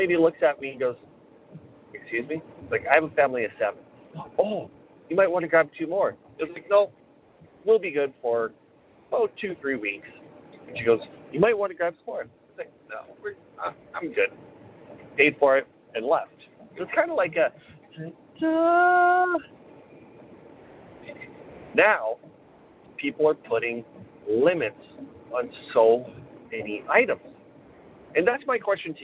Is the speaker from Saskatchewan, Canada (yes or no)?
yes; Weyburn, Saskatchewan, Canada; my hometown of Weyburn